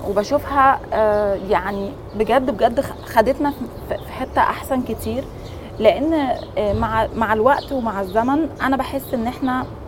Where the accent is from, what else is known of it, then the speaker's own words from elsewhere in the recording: Egypt; احنا مبدئيا في مصر عندنا ناس هايله